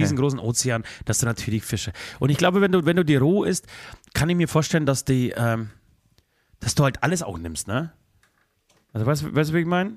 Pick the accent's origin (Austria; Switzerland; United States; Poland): Poland; now in Germany; zu meinem Geburtsort, zu meinem Geburtshaus